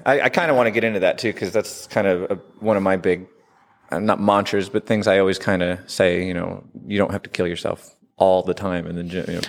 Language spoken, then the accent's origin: English; Southern Illinois, United States; moved away as an adult; also born or lived in Washington, D.C.; I grew up in Southern Illinois and moved out to D C in my twenties